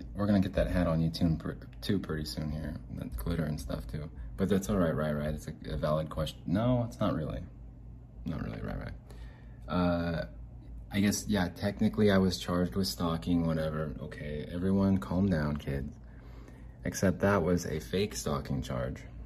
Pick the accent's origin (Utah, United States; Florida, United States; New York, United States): Utah, United States; Salt Lake City; I'm from Salt Lake